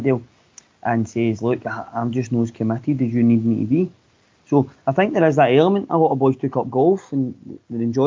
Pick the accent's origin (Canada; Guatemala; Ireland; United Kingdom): United Kingdom; Glasgow, Scotland; I was brought up in East End of Glasgow